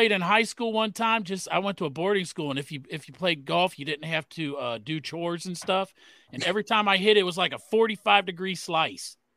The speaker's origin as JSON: {"language": "English", "town": "Kalamazoo", "region": "Michigan", "country": "United States", "tie": "born or raised there", "said": "I was born in Kalamazoo."}